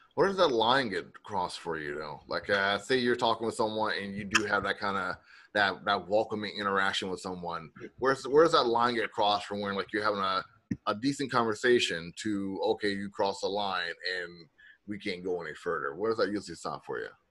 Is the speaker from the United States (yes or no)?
yes; the South, United States; I'm from the South